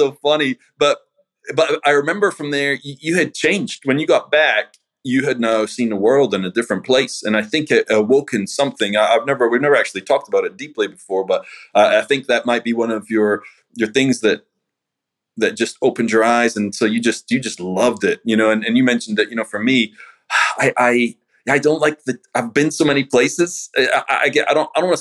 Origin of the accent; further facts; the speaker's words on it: Scotland, United Kingdom; moved away as an adult; now in United States; I'm from Scotland, you know, so being in the States, I mean, I'd come back and forward like 2-3 times a year